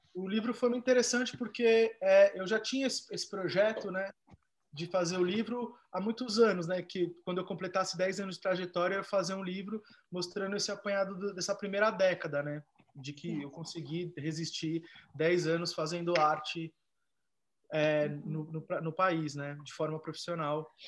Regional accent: Brazil; born or raised there

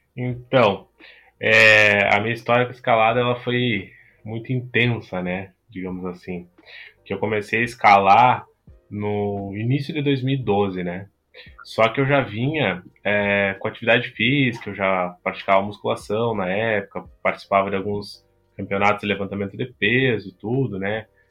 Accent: Bagé, Rio Grande do Sul, Brazil; Eu sou natural do Rio Grande do Sul, né? Da cidade de Bagé, extremo sul aqui

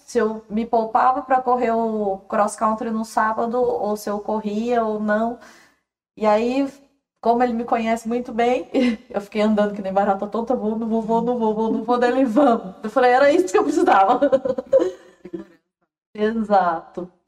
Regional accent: Goiânia, Goiás, Brazil; Eu sou de Goiânia

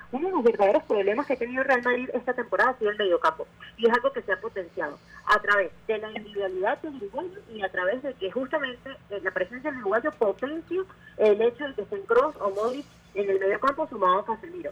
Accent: Venezuela; nosotros como venezolanos

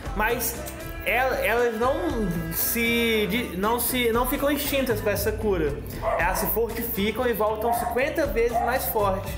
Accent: São Pedro da Aldeia, Rio de Janeiro, Brazil; Nós somos de São Pedro da Aldeia

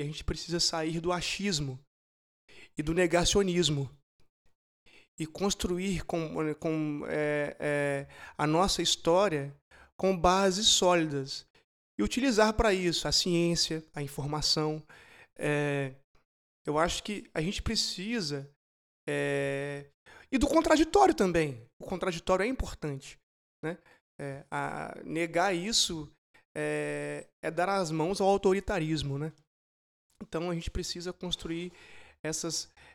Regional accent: Brazil; como brasileiros

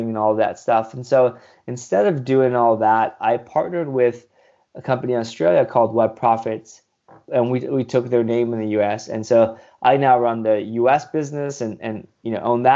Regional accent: Southern California, United States; also born or lived in India; I grew up in Southern California, born in India. I came here as a baby

